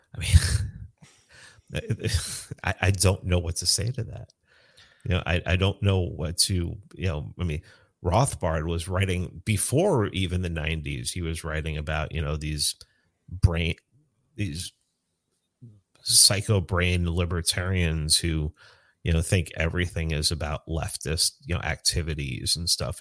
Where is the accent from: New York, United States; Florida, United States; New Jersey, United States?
New York, United States; New York City; moved away; I grew up in the South Bronx